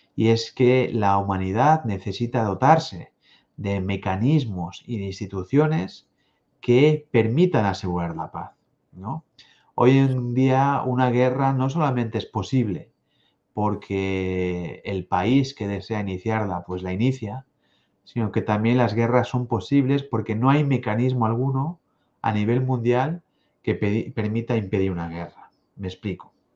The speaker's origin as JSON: {"language": "Spanish", "country": "Spain", "said": "Aquí en mi tierra también, además de la lengua española, la lengua catalana"}